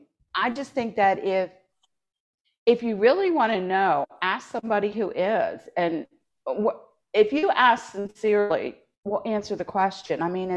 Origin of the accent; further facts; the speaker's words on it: Appalachia, United States; I grew up in Appalachia. I spent my summers there.